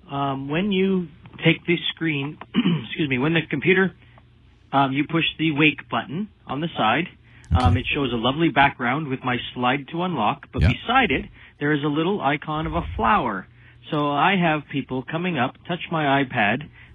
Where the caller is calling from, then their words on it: Canada; I'm calling from Canada, and I have an iPad 1.